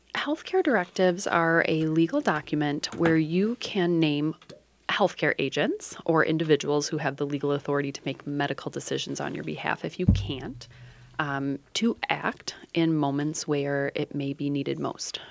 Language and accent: English; Dubuque, Iowa, United States; in my hometown of Dubuque, Iowa when I was fourteen